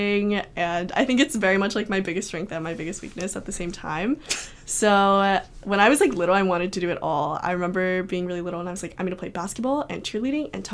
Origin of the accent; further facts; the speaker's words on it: Clarksville, Tennessee, United States; moved away as an adult; growing up in Tennessee, I was the only Chinese kid in my high school